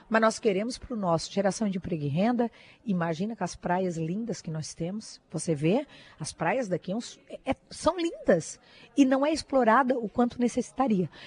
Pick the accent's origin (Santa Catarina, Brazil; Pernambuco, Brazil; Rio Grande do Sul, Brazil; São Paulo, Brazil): Santa Catarina, Brazil; Criciúma; born there; Eu nasci em Criciúma.